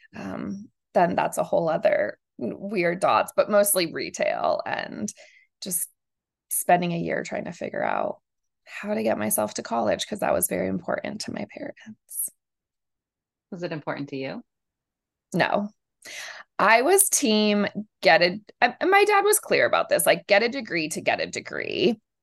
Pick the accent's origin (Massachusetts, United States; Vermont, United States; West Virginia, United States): Massachusetts, United States; Amherst; moved away as an adult; also born or lived in rural Georgia / Argentina; I grew up in Amherst, Massachusetts, like most liberal little bubble, very academic